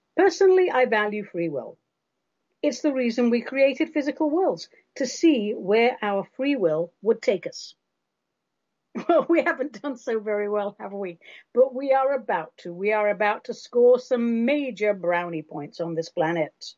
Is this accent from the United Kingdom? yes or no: yes; England, United Kingdom; When I was a kid growing up in England